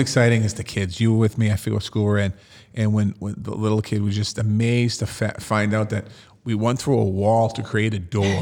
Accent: Boston, Massachusetts, United States; as a kid growing up in Dorchester

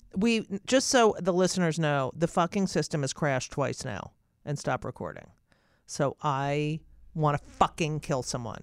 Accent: New Jersey, United States; I grew up in New Jersey

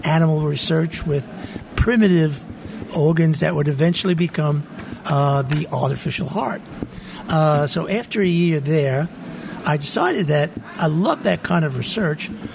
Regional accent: New York City, New York, United States; moved away as an adult; also born or lived in Michigan; now in Utah, United States; I was born and brought up in Brooklyn, New York, a long time ago, 1940 I was born

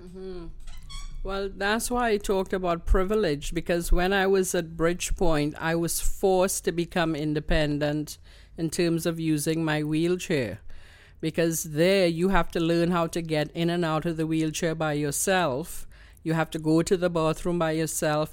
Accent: Trinidad & Tobago; accent: Trini; now in Canada; you know that I'm a Trini.

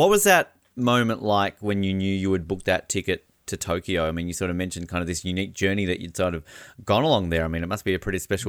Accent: Australia

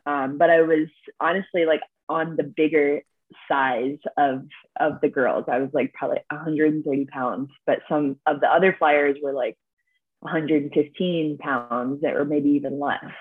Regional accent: Columbus, Ohio, United States; I grew up in Columbus, Ohio

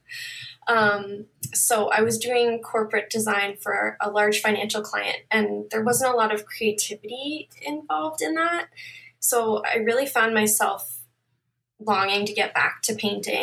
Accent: Toronto, Ontario, Canada; I'm from Toronto, Ontario, Canada

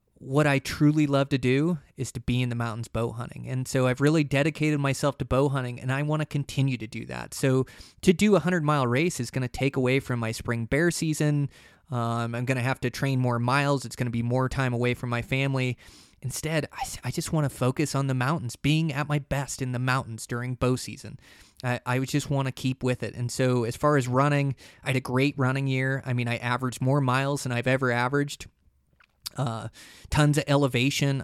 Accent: Montana, United States; my home state of Montana

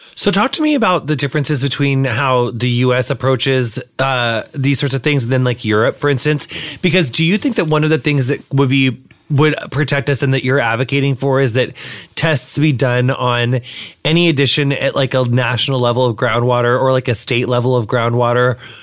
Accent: Quincy, Illinois, United States; my hometown is Quincy, Illinois

